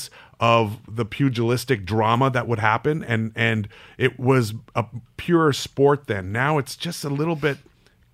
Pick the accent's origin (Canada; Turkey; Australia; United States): Canada; I grew up in Canada